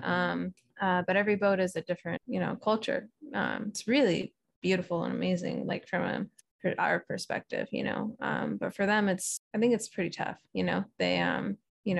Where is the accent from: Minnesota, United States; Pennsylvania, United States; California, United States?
California, United States; San Francisco area; also born or lived in Hawaii; I'm moving back home to the West Coast in San Francisco area